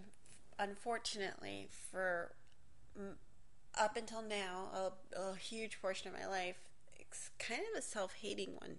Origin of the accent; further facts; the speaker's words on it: Miami, Florida, United States; first language English; also born or lived in New York / Hialeah; I was born in New York. Don't really remember much about that period of time. I feel like I grew up in Miami.